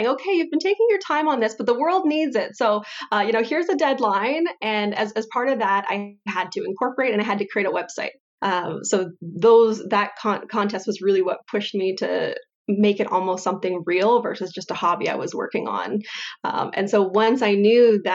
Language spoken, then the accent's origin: English; Windsor, Ontario, Canada; moved away as an adult; also born or lived in Calgary; I grew up in the Windsor Essex area